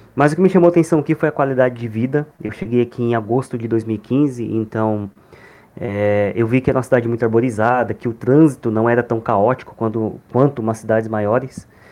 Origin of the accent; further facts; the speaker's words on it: interior of São Paulo, Brazil; moved away as an adult; also born or lived in Ribeirão Preto / Florianópolis; now in Maringá, Brazil; eu não sou natural daqui, eu sou do interior de São Paulo.